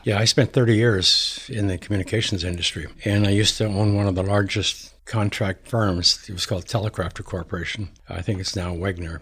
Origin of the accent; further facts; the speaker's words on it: Montana, United States; I grew up in Montana